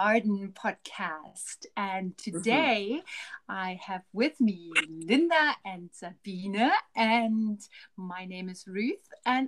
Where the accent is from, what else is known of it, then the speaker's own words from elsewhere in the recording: West Germany, Germany; now in Harare, Zimbabwe; I'm also originally from Germany, but from West Germany